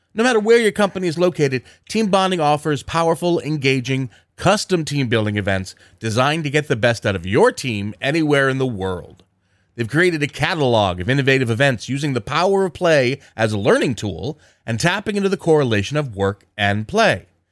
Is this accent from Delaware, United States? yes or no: no; southern New Jersey, United States; also born or lived in Philadelphia, Pennsylvania; I was moved to southern New Jersey at an early, early